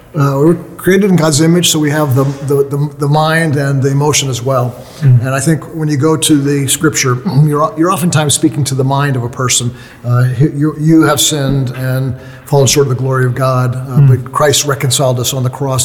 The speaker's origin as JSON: {"language": "English", "country": "United States", "said": "i'm from the united states"}